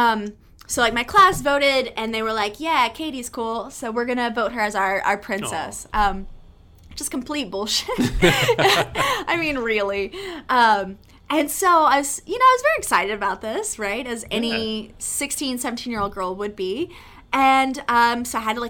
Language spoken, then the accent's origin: English; Texas, United States; I am from Texas